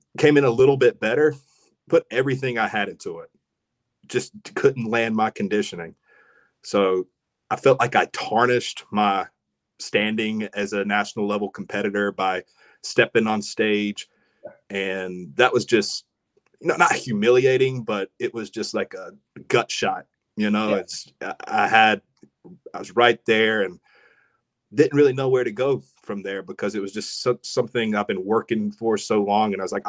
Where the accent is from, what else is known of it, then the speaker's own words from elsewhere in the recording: Rockingham, North Carolina, United States; From Ellerby, Rockingham, Hamlet. We drew in all those people